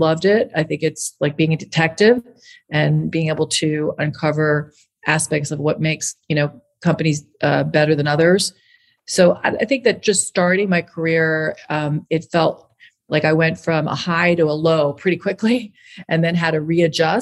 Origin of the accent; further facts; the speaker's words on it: Long Island, New York, United States; growing up in Long Island, New York and going to public schools that toughened me up